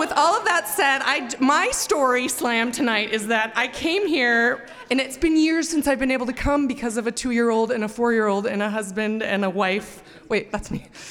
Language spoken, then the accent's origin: English; Montana, United States; moved away as an adult; also born or lived in Missoula, Montana; now in Boise, United States; I'm from Montana